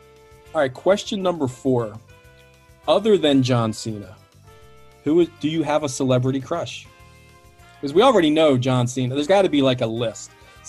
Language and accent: English; United States; I'm with you as an American.